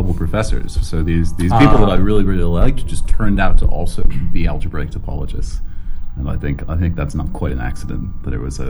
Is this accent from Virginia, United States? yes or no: yes; Virginia, United States; also born or lived in Southern Illinois; So anyway, yes. I'm from Northern Virginia and Southern Illinois.